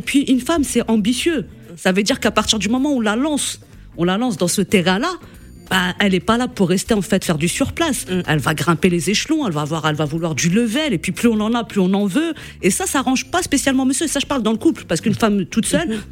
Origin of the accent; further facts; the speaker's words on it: Morocco; je suis du Maroc